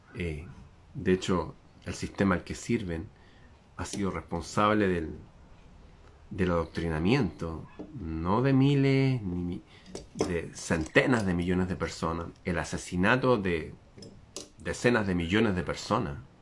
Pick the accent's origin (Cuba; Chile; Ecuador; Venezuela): Chile